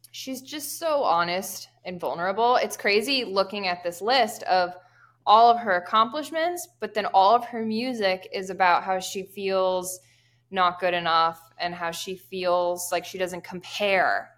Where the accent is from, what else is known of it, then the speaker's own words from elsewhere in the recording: Pennsylvania, United States; I am from Pennsylvania